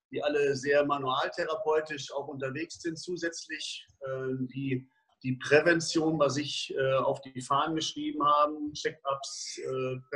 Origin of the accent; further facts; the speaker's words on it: Dortmund, North Rhine-Westphalia, Germany; dass Dortmund meine Heimatstadt ist und dass man doch im Laufe der letzten 30, 40 Jahre eine Menge Leute kennengelernt hat